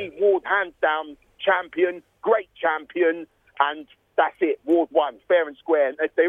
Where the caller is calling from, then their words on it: London, United Kingdom; I'm calling from Hendon in northwest London